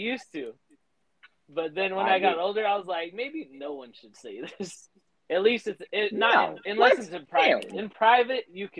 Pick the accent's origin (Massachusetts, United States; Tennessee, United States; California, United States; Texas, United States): California, United States; San Diego; I'm just from San Diego.